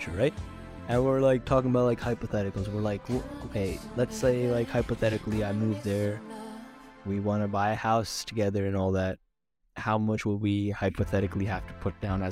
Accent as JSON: {"language": "English", "country": "United States", "said": "I'm the American"}